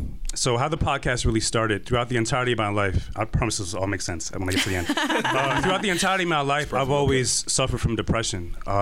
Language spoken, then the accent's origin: English; Irvington, New Jersey, United States; also born or lived in Brooklyn, New York; I was born in Brooklyn. But I was raised in Irvington, New Jersey, and I live in Somerset, New Jersey right now currently.